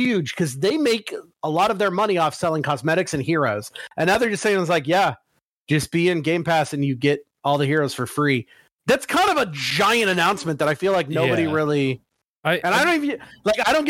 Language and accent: English; United States; I'm American